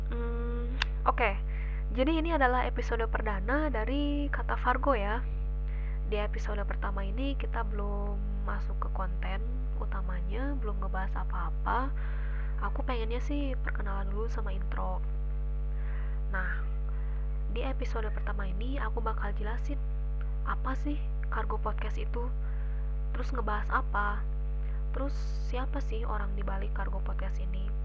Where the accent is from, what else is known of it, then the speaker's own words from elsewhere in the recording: Pekanbaru, Riau, Indonesia; born there; now in Bandung, Indonesia; aku lahir di Pekanbaru 30 Januari 2002 tapi aku bukan orang asli sana ya aku pendatang juga